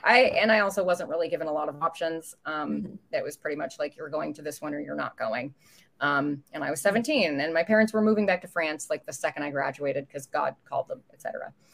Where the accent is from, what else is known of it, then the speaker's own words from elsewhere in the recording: United States; also born or lived in Canada / Indiana; I'm an American citizen